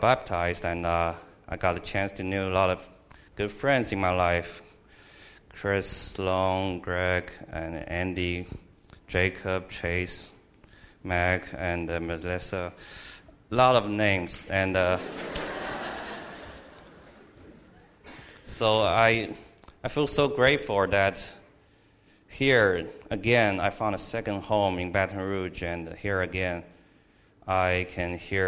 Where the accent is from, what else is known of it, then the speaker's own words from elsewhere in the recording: Shanghai, China; moved away as an adult; now in Louisiana, United States; I came from China, Shanghai, China. It was a big city, and I was only a child in the family